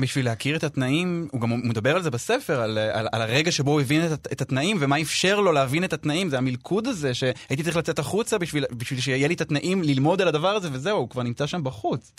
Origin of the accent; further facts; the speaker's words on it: Israel; moved away as an adult; now in London, United Kingdom; אני מכאן כן, נכון, אי אפשר לברוח מזה, כל המערך הנפשי שלי והתרבותי והקהילתי, הכל